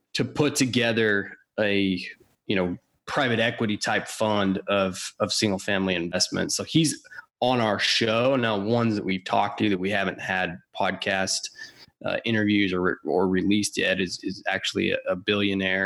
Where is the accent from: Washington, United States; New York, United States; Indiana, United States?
Washington, United States; also born or lived in Texas; I grew up in Washington.